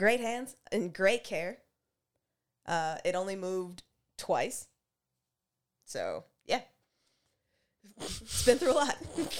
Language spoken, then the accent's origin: English; Canada; You're here because you're fun, fine, black, and Canadian like us with zero apologies for it.